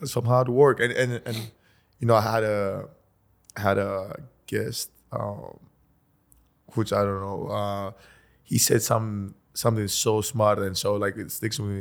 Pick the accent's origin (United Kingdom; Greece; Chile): Greece; moved away; we come from Greece.